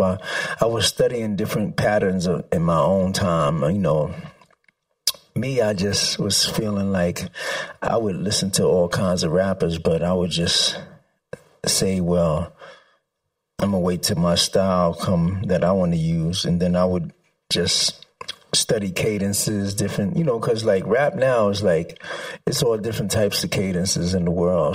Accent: New York City, New York, United States; I grew up in the Bronx

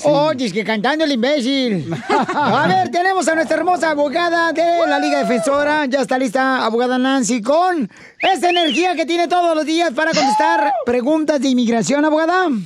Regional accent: Ocotlán, Jalisco, Mexico; moved away; soy de Ocotlán, Jalisco

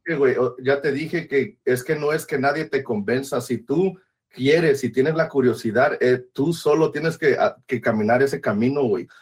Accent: Veracruz, Mexico; yo crecí, yo soy de Veracruz y crecí alrededor de eso

